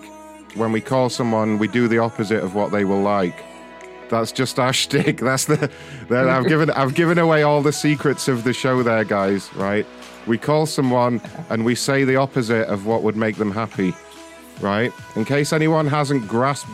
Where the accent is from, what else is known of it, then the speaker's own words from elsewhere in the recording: United Kingdom; I'm British